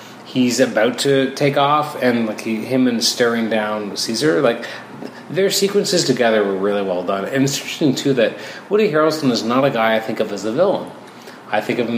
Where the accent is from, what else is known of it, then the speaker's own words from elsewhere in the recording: Toronto, Ontario, Canada; I grew up in Toronto, and then I went to a smaller town for university